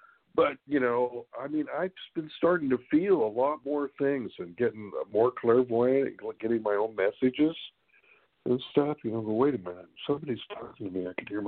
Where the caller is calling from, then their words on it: Sacramento, California, United States; from Sacramento, California.